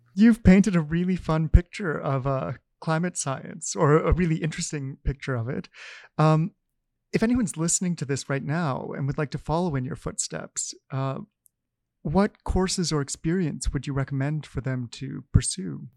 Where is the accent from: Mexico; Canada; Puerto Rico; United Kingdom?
Canada; us Canadians